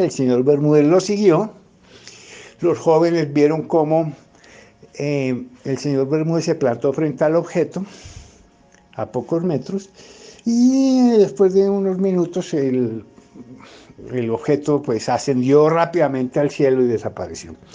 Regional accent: Bogotá, Colombia; yo soy eh, economista bogotano

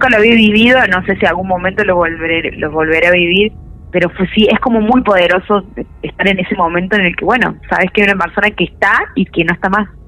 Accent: Córdoba, Argentina; Sí, soy cordobesa.

